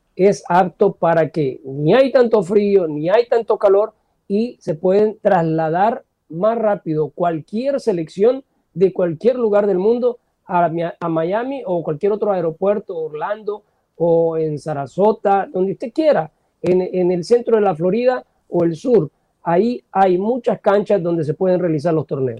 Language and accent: Spanish; El Salvador; nací en El Salvador